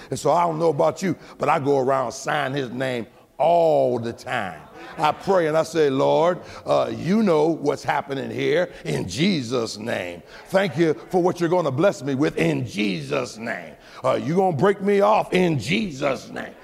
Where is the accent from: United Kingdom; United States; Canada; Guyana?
United States; I'm American